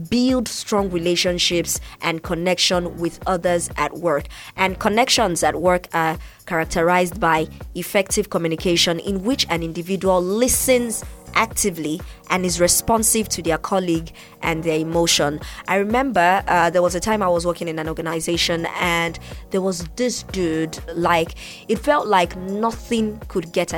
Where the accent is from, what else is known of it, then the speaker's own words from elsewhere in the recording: Nigeria; I'm from Nigeria